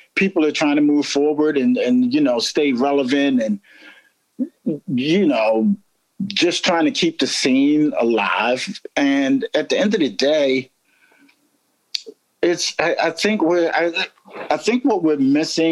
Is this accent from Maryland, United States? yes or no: yes; Baltimore, Maryland, United States; I'm born and raised in Baltimore, and I grew up when Lexington Market didn't have like heroin addicts